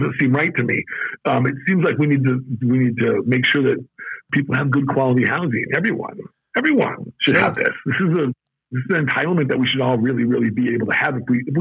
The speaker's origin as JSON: {"language": "English", "town": "Las Vegas", "region": "Nevada", "country": "United States", "tie": "born or raised there", "also_born_or_lived": "Southern California / Oregon / Pittsburgh / Baltimore", "moved": "yes", "lives_now": "Arizona, United States", "said": "When I grew up in Vegas, people thought I was Mexican"}